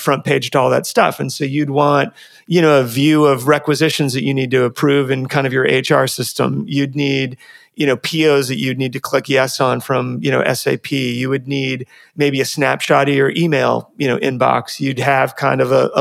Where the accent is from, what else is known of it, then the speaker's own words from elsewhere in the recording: Washington, United States; now in California, United States; I grew up in Washington